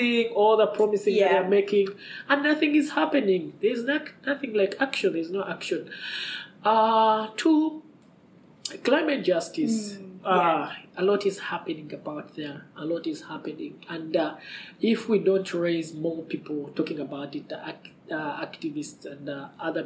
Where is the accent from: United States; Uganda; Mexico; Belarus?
Uganda; Kampala, Central Region; I come from, I live in Kampala